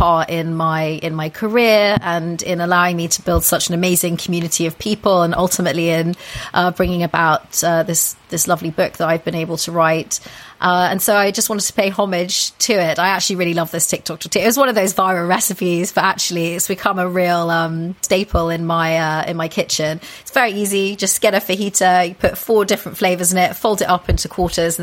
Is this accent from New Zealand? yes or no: no; United Kingdom; being very British myself